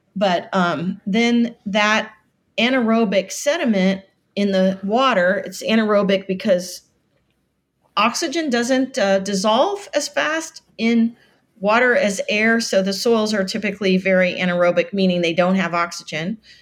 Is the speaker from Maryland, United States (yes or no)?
no; Florida Keys, United States; moved away; I am from the Florida Keys. My father was a very famous, uh, shark biologist, and so we grew up in, uh, paradise